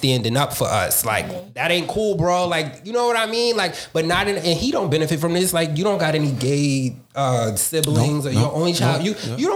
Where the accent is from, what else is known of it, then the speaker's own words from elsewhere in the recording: New York City, New York, United States; I'm from Harlem.